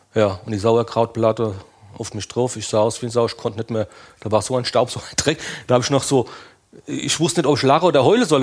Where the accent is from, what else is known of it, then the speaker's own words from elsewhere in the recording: Limburg an der Lahn, Hesse, Germany; ich bin aus Limburg an der Lahn